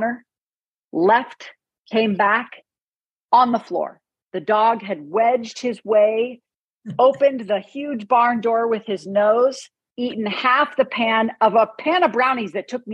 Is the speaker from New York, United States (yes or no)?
no; Northern California, United States; I grew up in Northern California.